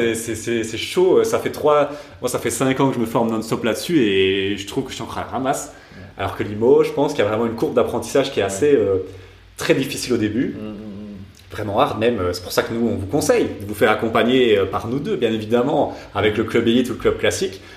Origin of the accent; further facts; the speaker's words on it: Belgium; on est belge